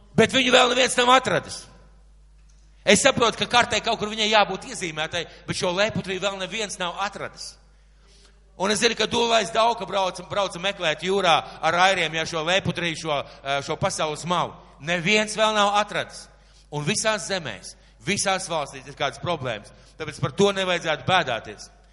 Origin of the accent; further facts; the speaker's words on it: Latvia; mēs dzīvojam Latvijā, ka mēs esam latvieši